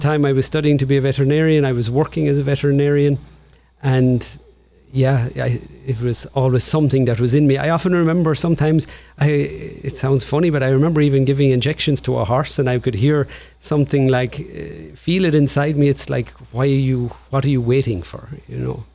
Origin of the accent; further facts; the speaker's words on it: Tipperary, Munster, Ireland; accent: Irish; moved away as an adult; now in Portland, United States; I was born in Tipperary, County Tipperary in Ireland, and I grew up there